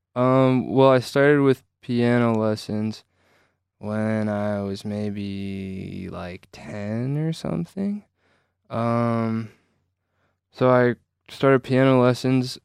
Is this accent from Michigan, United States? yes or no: yes; Traverse City, Michigan, United States; I'm from Traverse City, Michigan